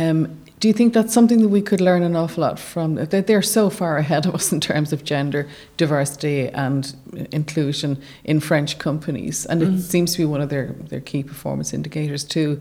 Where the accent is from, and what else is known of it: Ireland